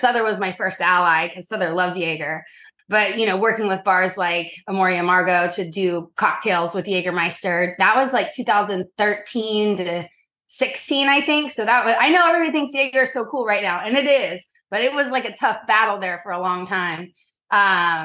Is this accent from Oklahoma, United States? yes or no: yes; Norman, Oklahoma, United States; now in New York City, United States; I grew up in Norman, Oklahoma, a bajillion miles from here